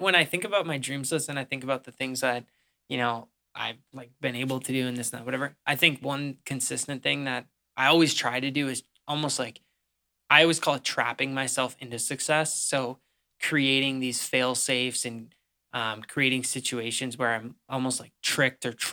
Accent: Pierce, Minnesota, United States; in my hometown of Pierce, Minnesota

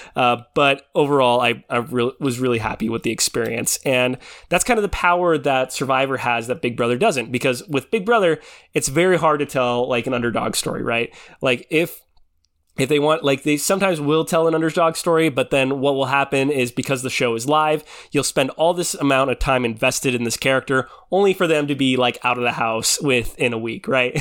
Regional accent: Philippines; I'm Filipino

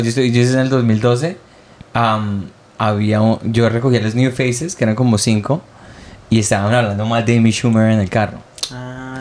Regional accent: Colombia; moved away; also born or lived in Montreal; la gente pervertida como lo somos los colombianos

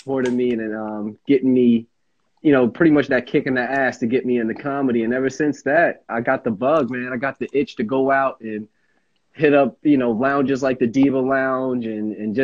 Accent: Montclair, New Jersey, United States; I'm from Montclair, New Jersey

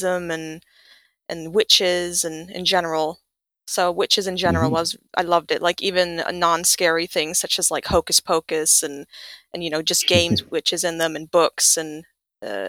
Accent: United States; moved away; also born or lived in Japan / Sweden; I grew up in the States

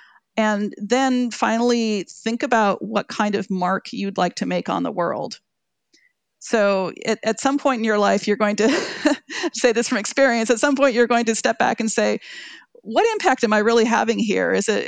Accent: Oakland, California, United States; growing up by Lake Merritt was beautiful. It was exciting. It was diverse. It was vibrant.

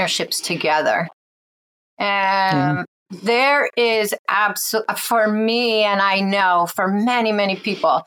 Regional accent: New England, United States; I grew up in New England

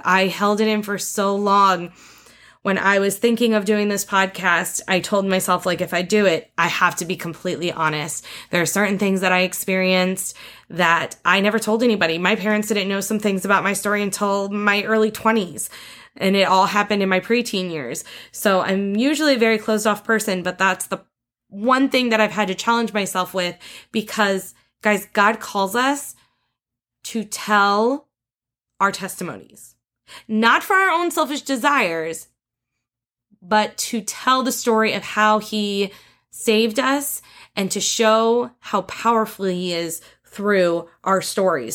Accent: northeast Indiana, United States; I was born in Indiana, in the Northeast Corner, we moved around a lot when I was younger until dad kinda found the perfect farm for us, the perfect place for us to live. And once we found that, we were there for twenty-plus years

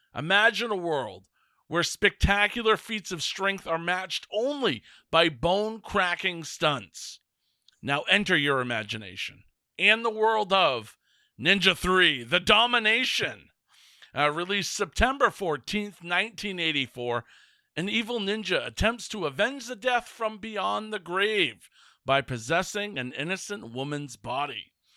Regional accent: Northern Maine, United States; a fat white kid growing up in Northern Maine

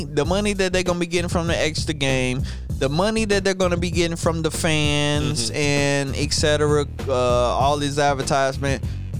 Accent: St. Louis, Missouri, United States; Sir. I'm from St. Louis, Missouri.

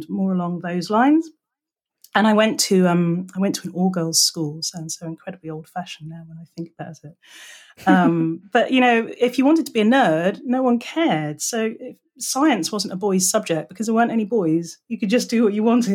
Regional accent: England, United Kingdom; moved away as an adult; now in California, United States; I am English.

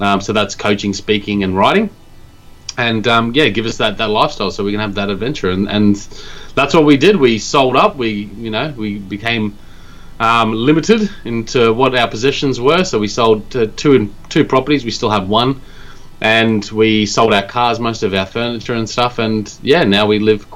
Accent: Australia; moved away as an adult; now in Japan; I'm from Australia

